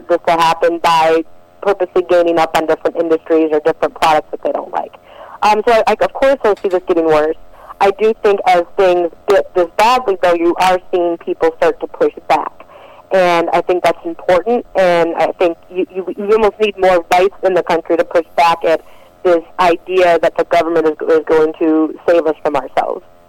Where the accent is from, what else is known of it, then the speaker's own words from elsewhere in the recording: Detroit, Michigan, United States; I'm originally from Detroit, Michigan